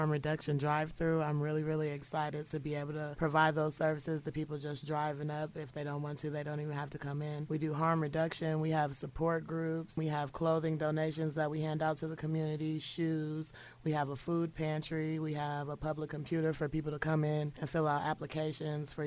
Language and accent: English; Springfield, Illinois, United States; I'm from Springfield, Illinois, born and raised.